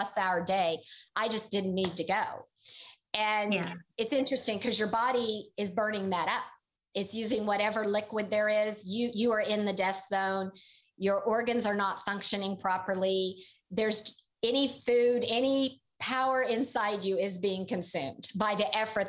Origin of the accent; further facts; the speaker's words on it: Tulsa, Oklahoma, United States; moved away; also born or lived in Boulder, Colorado; I was a city girl. I grew up in Tulsa, Oklahoma.